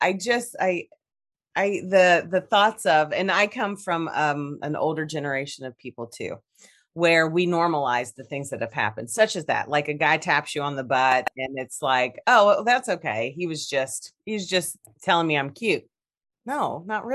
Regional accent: Kentucky, United States; I'm from Kentucky.

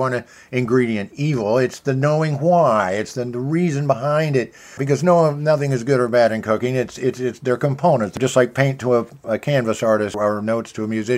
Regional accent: Kansas City, Missouri, United States; I'm from Kansas City

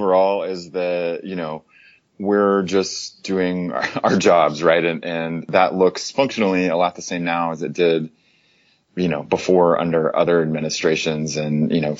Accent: Oklahoma, United States; now in Atlanta, United States; I grew up in Oklahoma, spent a lot of time there

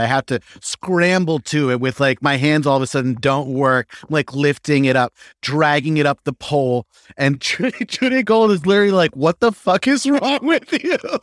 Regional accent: Ellenville, New York, United States; moved away as an adult; also born or lived in Philadelphia / Chile (family); I was born in upstate New York, uh, a small town called Ellenville. Uh, like I told you before, my parents met working in a hotel, uh, in the Catskills, and it, it was just like dirty dancing, except they were both the help

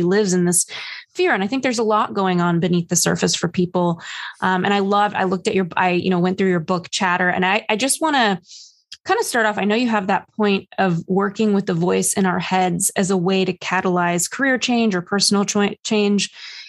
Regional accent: New York, United States; Oh my gosh. I hit a low as a New Yorker, Ethan, just the other day.

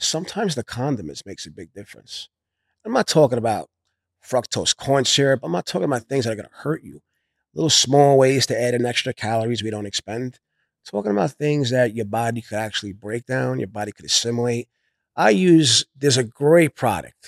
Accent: New York City, New York, United States; I come from Brooklyn, New York

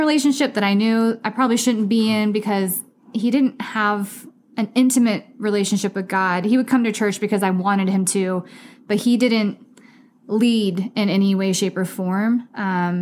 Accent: Missouri, United States; moved away as an adult; now in Scottsdale, United States; I'm from Missouri originally, and I moved to Scottsdale in 2013.

